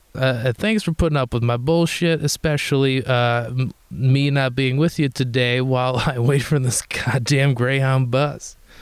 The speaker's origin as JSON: {"language": "English", "town": "Detroit", "region": "Michigan", "country": "United States", "moved": "yes", "said": "I'm from Detroit that's what I tell people"}